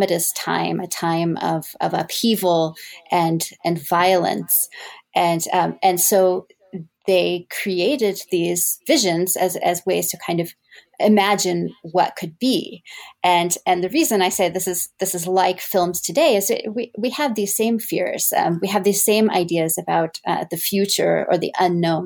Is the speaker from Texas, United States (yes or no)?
yes; Texas, United States; moved away as an adult; also born or lived in Evanston, Illinois; now in Mississippi, United States; I was born in Texas, and I attended Rice University for my undergraduate degree